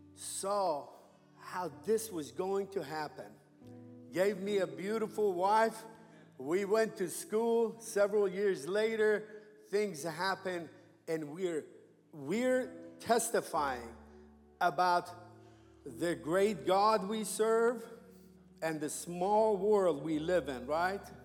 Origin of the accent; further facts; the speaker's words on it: Iran; moved away as an adult; now in United States; I was born and raised in Iran